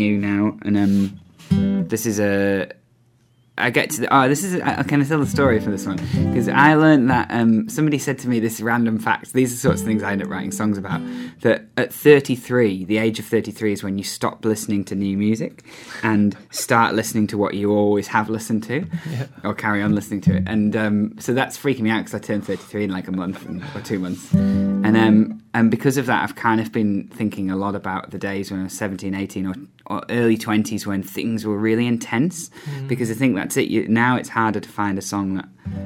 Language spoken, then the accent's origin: English; Yorkshire and the Humber, United Kingdom; I grew up in Yorkshire in the countryside